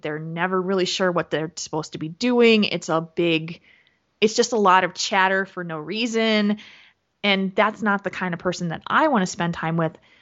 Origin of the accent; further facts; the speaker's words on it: New Jersey, United States; moved away; I am originally from New Jersey, and that's where my parents live.